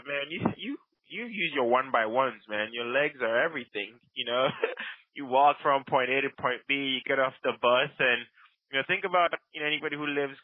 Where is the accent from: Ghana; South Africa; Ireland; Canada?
Ghana; now in United States; I did not leave my third world country, Ghana